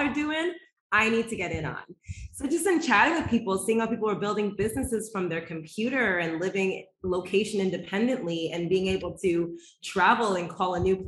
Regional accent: Toronto, Ontario, Canada; now in Mexico; I hail from Toronto, Ontario with Jamaican roots

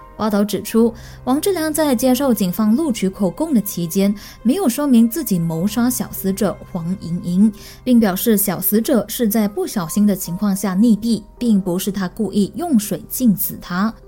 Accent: Malaysia; 我们大麻人说的巴萨马浪

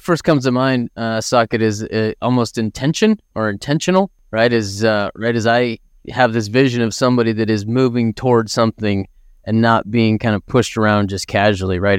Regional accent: Idaho, United States; I grew up in Idaho, right? A small town in Idaho, grew up out in the country

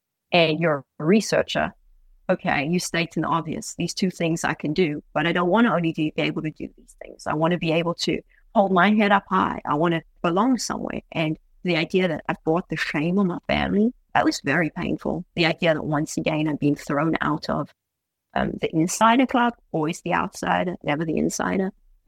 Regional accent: United States; I'm like, I'm American through and through.

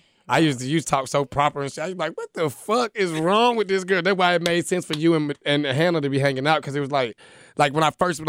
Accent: San Diego, California, United States; born there; I was born in California. But I've been down here for a very long time. I was born in San Diego.

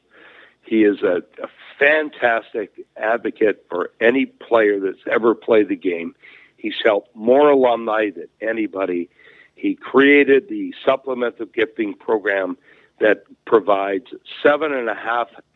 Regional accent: Pickering, Ontario, Canada; I'm from Pickering

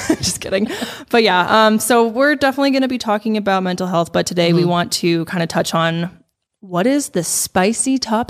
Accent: Denver, Colorado, United States; we grew up in the Denver area together pretty much our whole lives

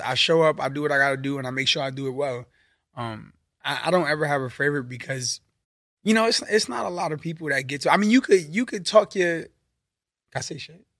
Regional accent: New York City, New York, United States; moved away as an adult; also born or lived in Virginia; now in California, United States; I'm from Brooklyn, New York

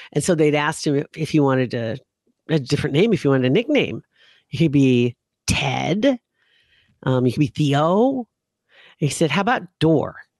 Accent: Nebraska, United States; I'm from Nebraska

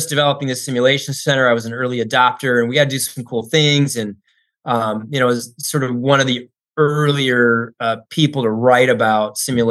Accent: Tucson, Arizona, United States; I grew up in Tucson, and there's a Air Force base there

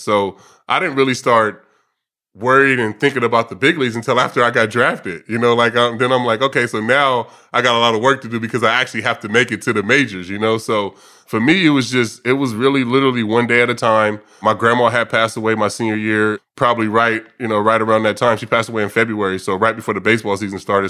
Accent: Vallejo, California, United States; I grew up in a, in a area of Vallejo, what's called the Country Club Crest

